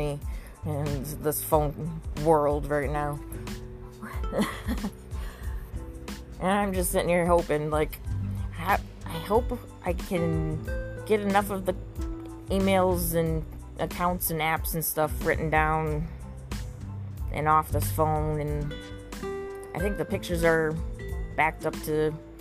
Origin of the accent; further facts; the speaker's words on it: Corning, New York, United States; I was trained by Corning, a Fortune 500 company in my hometown